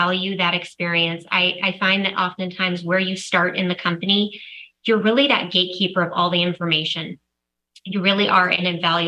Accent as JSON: {"language": "English", "town": "San Diego", "region": "California", "country": "United States", "tie": "born or raised there", "said": "back down to San Diego, which is where we are from. So it really was an incredible transition for me in leaving Allergan and being able to join Neurocrine and getting back to my hometown"}